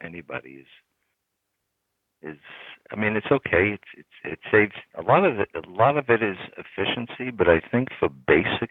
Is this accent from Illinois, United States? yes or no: no; New York City, New York, United States; we grew up in New York City